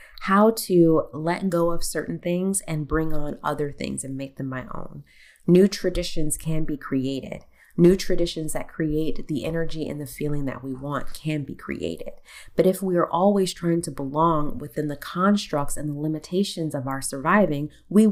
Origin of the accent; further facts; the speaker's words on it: United States; I am American. I am an American